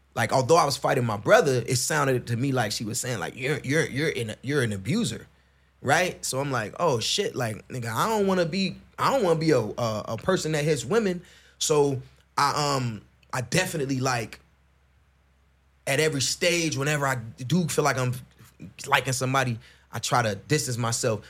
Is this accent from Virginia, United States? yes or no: no; Chicago, Illinois, United States; I grew up in Chicago.